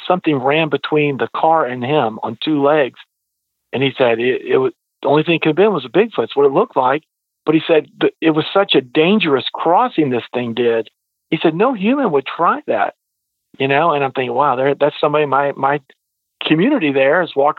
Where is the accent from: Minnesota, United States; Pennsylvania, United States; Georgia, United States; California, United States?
Georgia, United States; Ringgold; moved away; also born or lived in Troup County, Georgia; I'm originally from North Georgia and a small town, Ringgold, Georgia.